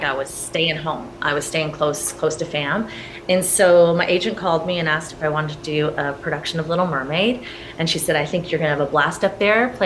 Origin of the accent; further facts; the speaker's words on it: St. Catharines, Ontario, Canada; moved away as an adult; also born or lived in Toronto / Los Angeles; I was born and raised in St. Catharines